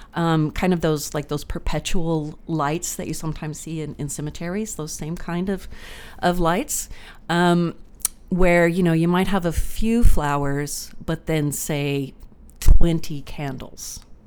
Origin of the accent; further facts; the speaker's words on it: Texas, United States; moved away as an adult; also born or lived in Newfoundland; growing up in Texas